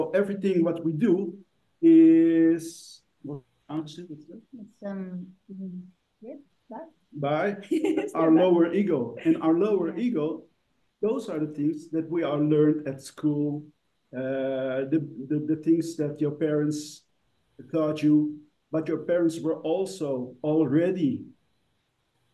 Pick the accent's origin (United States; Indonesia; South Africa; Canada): Indonesia; where we come from Indonesia